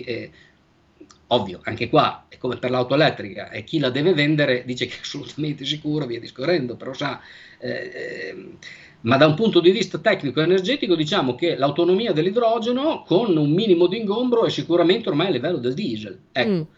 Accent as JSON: {"language": "Italian", "town": "Bologna", "region": "Emilia-Romagna", "country": "Italy", "said": "io sono di Bologna"}